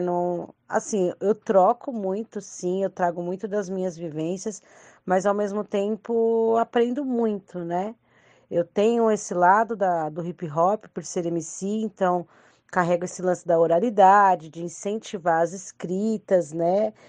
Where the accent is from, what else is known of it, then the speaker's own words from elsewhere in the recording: Franco da Rocha, São Paulo, Brazil; eu sou de Franco da Rocha